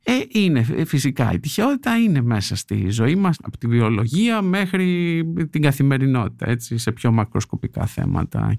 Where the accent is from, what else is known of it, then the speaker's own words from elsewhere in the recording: Greece; moved away as an adult; now in United States; λείπω την Ελλάδα τώρα κοντά στα 16 χρόνια